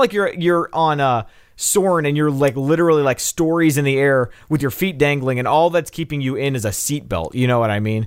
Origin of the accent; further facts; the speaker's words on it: Nashville, Tennessee, United States; I'm from Nashville